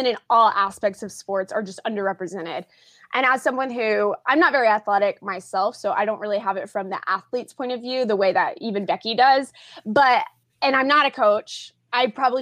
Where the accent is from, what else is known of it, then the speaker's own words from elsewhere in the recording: Tulsa, Oklahoma, United States; also born or lived in Brooklyn, New York; now in New York, United States; I'm currently based out of Brooklyn, New York, but I am from the Tulsa, Oklahoma area.